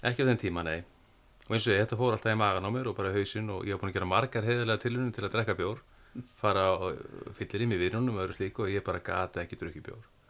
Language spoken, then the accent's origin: Icelandic; Mýrar, Western Region, Iceland; ég fættur uppalega vestur á Mýrum